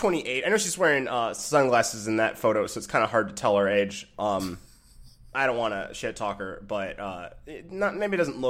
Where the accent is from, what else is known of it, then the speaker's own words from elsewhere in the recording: Michigan, United States; I'm from Michigan.